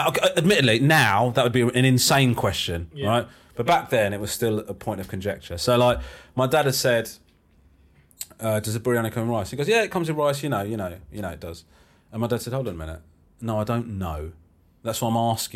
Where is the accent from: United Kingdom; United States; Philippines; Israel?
United Kingdom; Crawley, South East England; I was born in Crawley